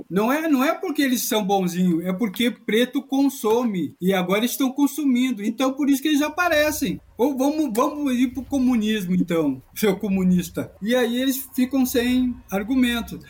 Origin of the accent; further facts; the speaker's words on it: Rio Grande do Sul, Brazil; moved away as an adult; also born or lived in Caxias do Sul; now in São Paulo, Brazil; eu, sou gaúcho